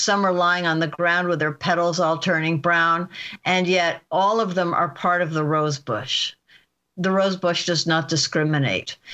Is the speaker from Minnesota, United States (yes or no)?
no; Omaha, Nebraska, United States; I grew up in Omaha, Nebraska